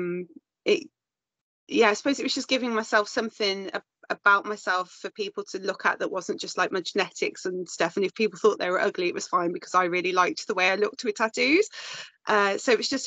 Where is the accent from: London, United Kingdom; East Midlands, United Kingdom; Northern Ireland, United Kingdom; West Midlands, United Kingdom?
West Midlands, United Kingdom; Birmingham; moved away as an adult; also born or lived in Wales; now in Malvern, United Kingdom; I'm from South Birmingham.